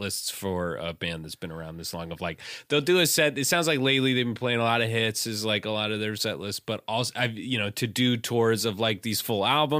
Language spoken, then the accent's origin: English; Pacific Northwest, United States; I'm from the Pacific Northwest.